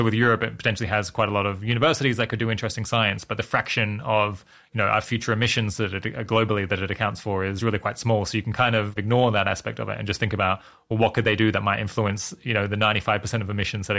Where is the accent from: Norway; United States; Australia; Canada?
Australia; This is making me think about when I was growing up in Australia and hearing a lot about climate change.